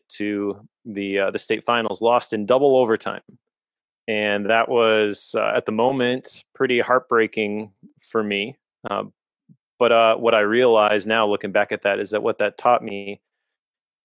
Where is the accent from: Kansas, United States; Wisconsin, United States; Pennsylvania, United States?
Wisconsin, United States; Oshkosh; also born or lived in Appleton, Wisconsin / De Pere, Wisconsin; I grew up in Oshkosh, a town about 30 miles away